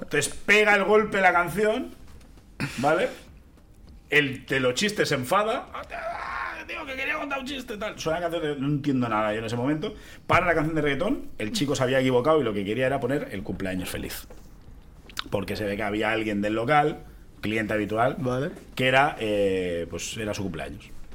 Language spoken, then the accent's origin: Spanish; Catalonia, Spain; siendo rapero cómico catalán